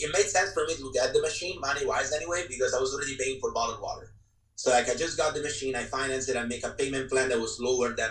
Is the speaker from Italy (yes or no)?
yes; Italy; moved away as an adult; now in California, United States; I'm from Italy, born and raised.